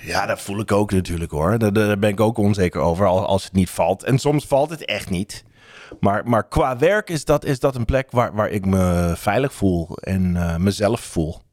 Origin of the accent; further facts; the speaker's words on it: United States; Dutch is a second language; now in Netherlands; Als Amerikaan in Nederland